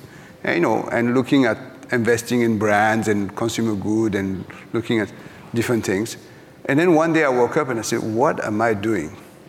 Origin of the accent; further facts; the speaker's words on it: France; English is a second language; now in New York, United States; it was me, the French guy coming from New York, who having a culture shock in my hometown 36 years later.